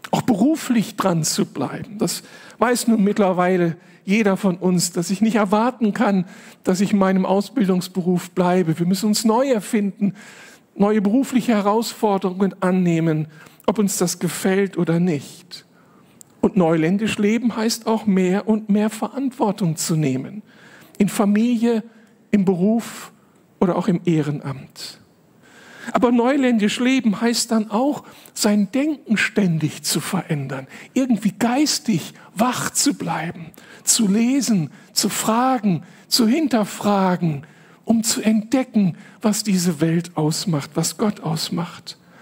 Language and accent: German; Moers, North Rhine-Westphalia, Germany; moved away as an adult; also born or lived in Berlin; Aufgewachsen bin ich dann in Mörs, nicht weit weg von hier, in einer sehr kleinen Gemeinde